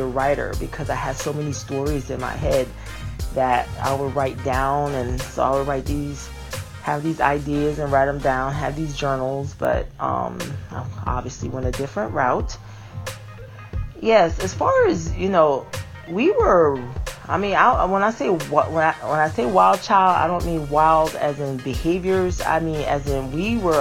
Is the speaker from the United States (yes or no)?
yes; Connecticut, United States; now in Georgia, United States; I'm from Connecticut. I'm living in Georgia now, but I was born and raised in Connecticut